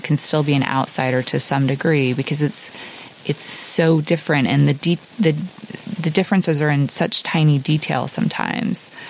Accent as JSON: {"language": "English", "region": "Oklahoma", "country": "United States", "tie": "born or raised there", "also_born_or_lived": "upstate New York / Malibu, California", "moved": "as an adult", "said": "I grew up in a small town in Oklahoma"}